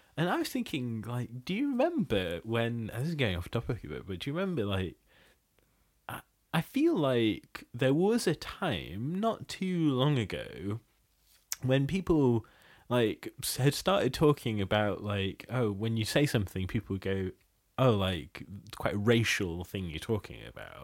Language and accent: English; Bangladesh; moved away; I'm originally from Bangladesh